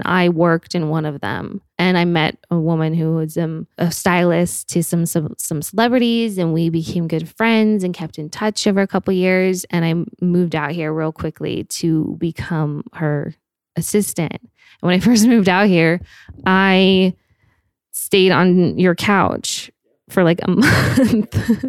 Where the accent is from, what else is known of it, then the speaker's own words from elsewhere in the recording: Park City, Utah, United States; We grew up in Park City, Utah, which is like a mountain town. It's small.